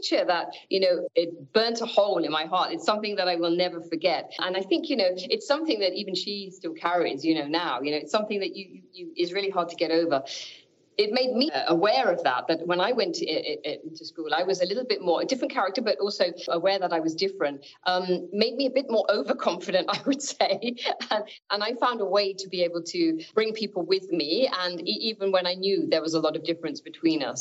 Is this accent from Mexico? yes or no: no; Northampton, East Midlands, United Kingdom; they decided to move to Northampton, which is my hometown in the middle of the UK Midlands, as we call it. My sister and I were born there